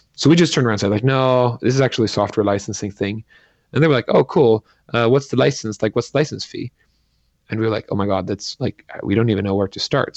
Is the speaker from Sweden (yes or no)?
yes; Sweden; I grew up in Sweden